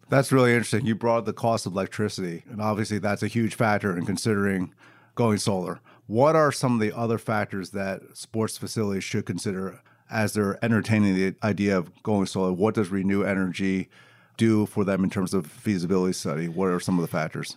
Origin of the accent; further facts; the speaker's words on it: Philadelphia, Pennsylvania, United States; I'm from Philadelphia